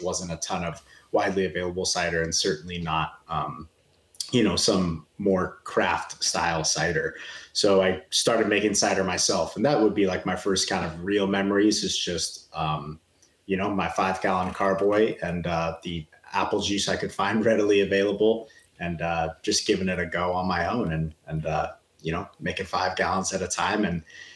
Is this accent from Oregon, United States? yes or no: yes; Portland, Oregon, United States; moved away as an adult; also born or lived in Southern California / Arizona; I was born and raised in Portland, Oregon. You know, so a Northwest guy at heart